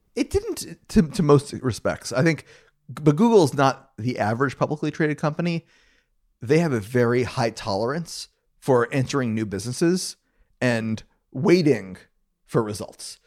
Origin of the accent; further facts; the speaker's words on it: Gainesville, Florida, United States; I grew up in Gainesville, Florida